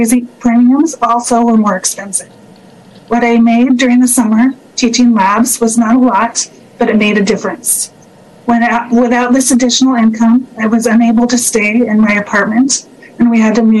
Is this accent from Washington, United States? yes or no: yes; Shoreline, Washington, United States; also born or lived in California; I was raised in Shoreline since I was 1 year old.